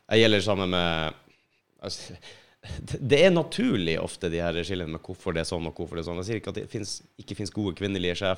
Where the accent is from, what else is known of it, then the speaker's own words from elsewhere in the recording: Finnmark, Norway; Jeg er ikke nordlending engang, jeg er fra Finnmark.